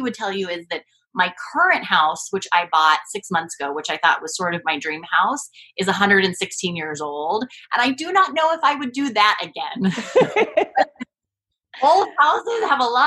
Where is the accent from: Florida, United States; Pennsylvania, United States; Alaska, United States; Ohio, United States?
Alaska, United States; I grew up in Alaska